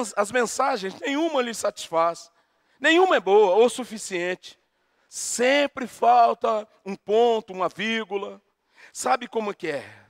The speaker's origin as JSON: {"language": "Portuguese", "country": "Brazil", "said": "nós somos brasileiros aqui"}